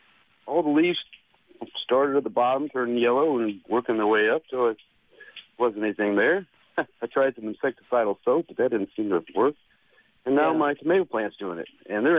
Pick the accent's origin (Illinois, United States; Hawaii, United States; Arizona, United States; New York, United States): Illinois, United States; now in Biloxi, United States; Well, I'm from Illinois, and I moved down here